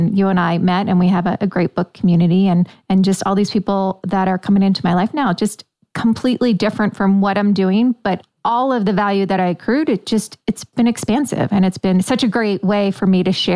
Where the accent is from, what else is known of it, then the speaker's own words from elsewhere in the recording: Delaware, United States; moved away as an adult; also born or lived in New York / Manhattan, New York; now in St. Augustine, United States; I was born in New York, raised in Delaware, and then spent most of my adult life in Manhattan or in the boroughs, Queens, Long Island.